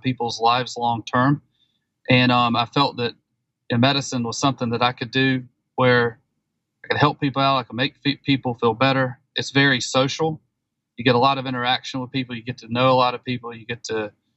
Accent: the Carolinas, United States; Growing up in the Carolinas

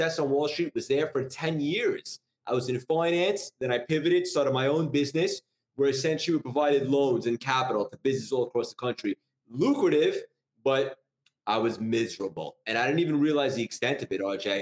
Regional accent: New York, United States; also born or lived in Connecticut; I'm from New York, born and raised. I've been here my whole life, essentially, except for college

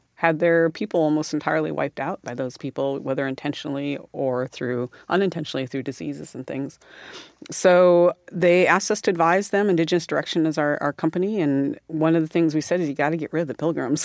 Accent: South Dakota, United States; I grew up in South Dakota

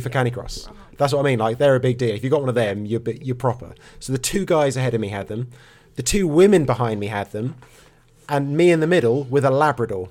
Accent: Norfolk, East of England, United Kingdom; I'm from Norfolk.

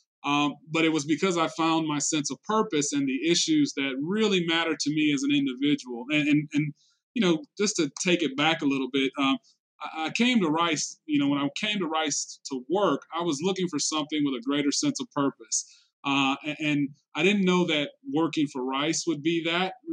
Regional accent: Detroit, Michigan, United States; moved away as an adult; also born or lived in Georgia / Houston / Hong Kong; I grew up in Detroit, you know, around the way.

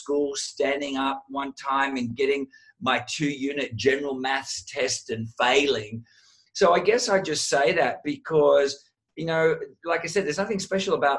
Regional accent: Sydney, New South Wales, Australia; I was the Italian WOG kid growing up in Sydney, Australia.

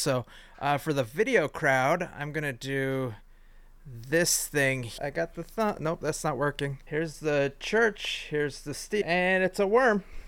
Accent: Midwest, United States; a Midwesterner slash American

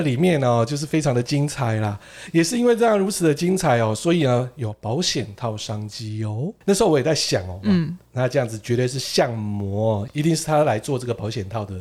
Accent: Japan; 我们日本人

